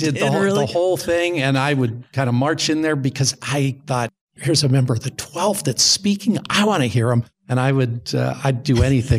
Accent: Las Vegas, Nevada, United States; From a church standpoint, I grew up in Las Vegas as a non-member.

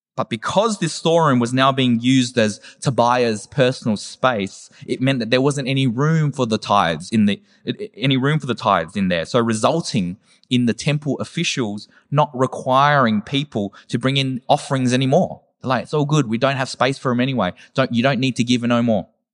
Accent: Werribee, Victoria, Australia; I'm from Werribee

